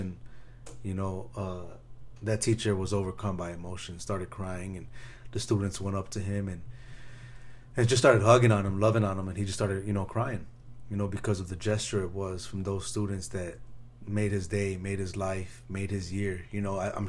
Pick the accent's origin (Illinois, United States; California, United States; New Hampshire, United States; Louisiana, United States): Illinois, United States; Chicago; I grew up in Chicago, so there's a gang on every block.